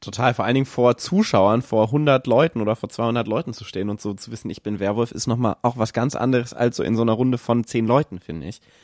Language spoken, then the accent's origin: German; Kassel, Hesse, Germany; moved away; ich komme ursprünglich aus Kassel